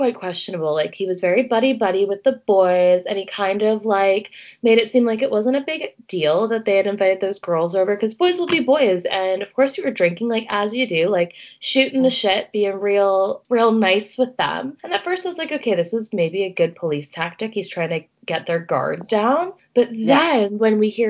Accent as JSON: {"language": "English", "region": "Ontario", "country": "Canada", "tie": "born or raised there", "said": "at my high school, we would get the boys from the States or from other places in Ontario"}